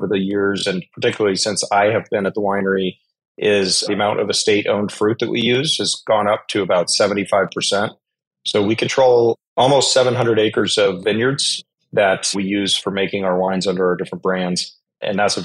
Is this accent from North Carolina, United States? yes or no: no; Colorado, United States; I grew up in Colorado